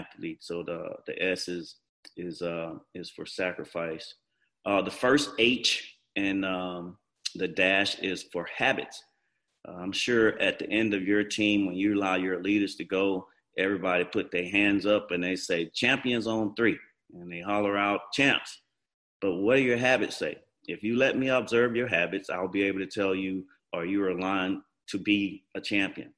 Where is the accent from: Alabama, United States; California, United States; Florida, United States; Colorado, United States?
Alabama, United States; Montgomery; I grew up in Montgomery. Everybody knows me here